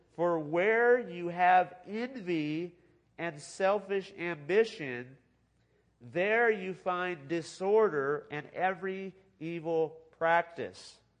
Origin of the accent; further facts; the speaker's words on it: California, United States; I grew up in California